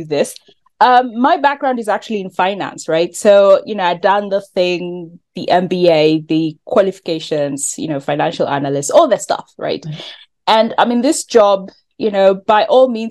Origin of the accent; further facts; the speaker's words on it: Kenya; I'm from Kenya